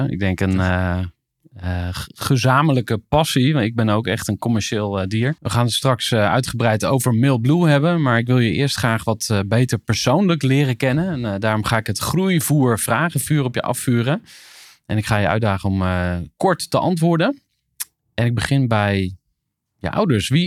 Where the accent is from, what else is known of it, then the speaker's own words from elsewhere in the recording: Zegveld, Utrecht, Netherlands; Ik ben geboren in, in Zegveld.